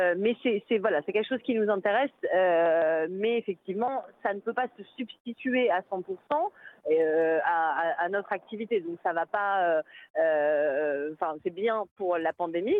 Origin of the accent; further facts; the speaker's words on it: France; now in Brussels, Belgium; je suis française